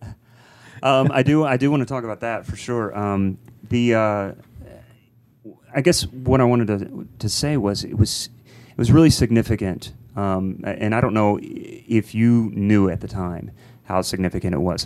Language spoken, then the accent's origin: English; Columbus, Ohio, United States; we're both from Columbus